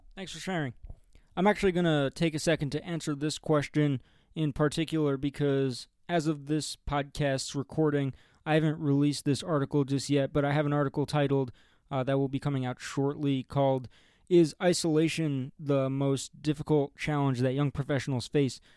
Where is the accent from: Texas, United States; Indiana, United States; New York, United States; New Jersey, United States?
New Jersey, United States; Oradell; moved away as an adult; also born or lived in Ohio; now in Denver, United States; we're all from northern New Jersey, from a town called Oradell.